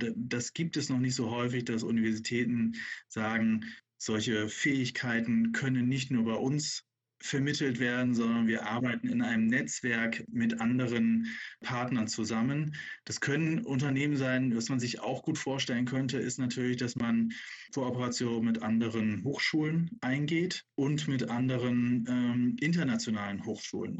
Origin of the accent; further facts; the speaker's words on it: Bremen, Germany; als gebürtiger Bremer